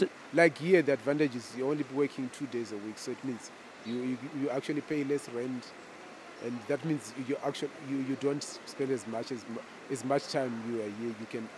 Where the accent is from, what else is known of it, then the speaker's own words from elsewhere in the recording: Zimbabwe; moved away as an adult; I'm from Zimbabwe, right?